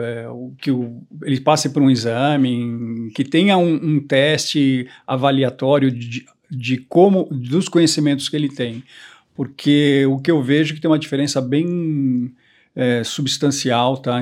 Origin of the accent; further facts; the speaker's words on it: São Paulo, Brazil; also born or lived in Curitiba / Europe; eu sou brasileiro, nasci em, em, Curitiba, morei toda a minha vida em São Paulo